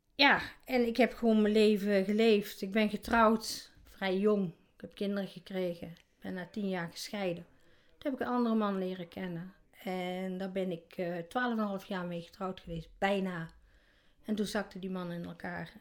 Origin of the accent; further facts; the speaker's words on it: North Brabant, Netherlands; ik ben eh, geboren in Brabant